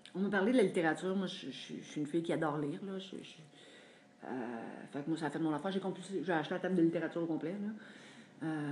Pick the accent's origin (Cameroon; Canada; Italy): Canada; Drummondville, Quebec; also born or lived in Montreal; moi, j'ai grandi à Drummondville